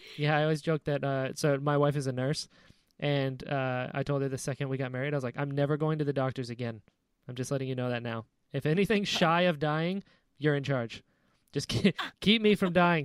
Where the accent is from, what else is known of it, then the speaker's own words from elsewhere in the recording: North Carolina, United States; I'm from North Carolina